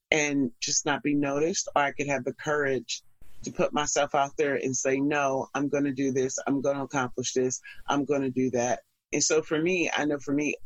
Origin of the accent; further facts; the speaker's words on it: Pittsburgh, Pennsylvania, United States; moved away as an adult; now in New York, United States; I'm originally from Pittsburgh, Pennsylvania. So I moved here right after doing a gig